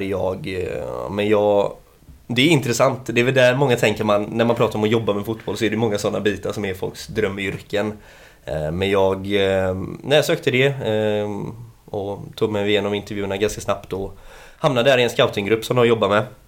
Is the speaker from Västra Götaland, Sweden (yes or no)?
yes; Gothenburg, Västra Götaland, Sweden; född och uppväxt i eh, Annedal. Eh, här i stan